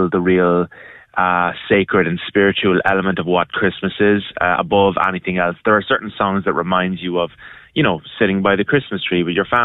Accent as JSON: {"language": "English", "country": "Ireland", "tie": "born or raised there", "moved": "yes", "said": "growing up in Ireland on a sheep farm"}